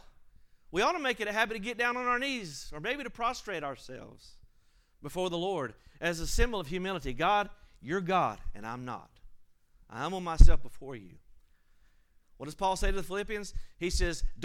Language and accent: English; United States; I'm an American citizen